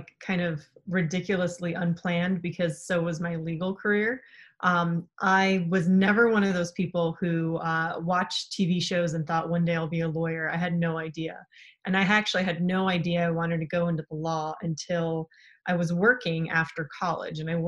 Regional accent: San Francisco Bay Area, California, United States; also born or lived in Poland / Pittsburg, California; So I ended up growing up in the San Francisco Bay Area

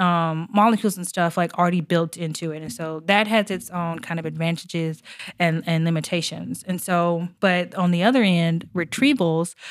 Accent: Arkansas, United States; moved away; I'm originally from Arkansas

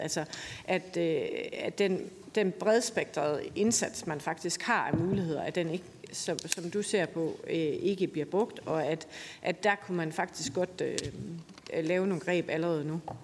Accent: Aarhus, Central Denmark Region, Denmark; min hjemby i Aarhus

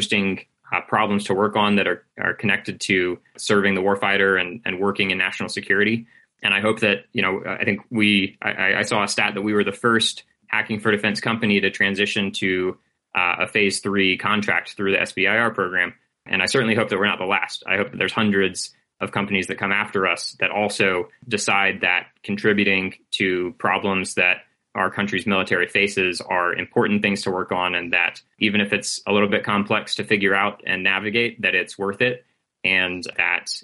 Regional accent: United States; for myself as an American

